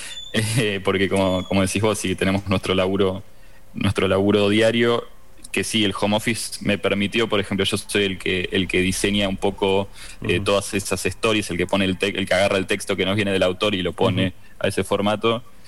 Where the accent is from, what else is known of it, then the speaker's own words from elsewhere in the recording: Argentina; como somos argentinos